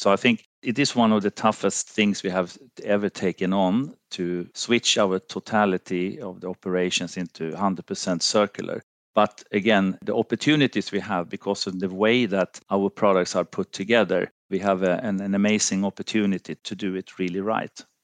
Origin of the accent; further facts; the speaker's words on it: Finland; moved away as an adult; also born or lived in Sweden; I'm from Finland, lived, uh, a long period also in, in Sweden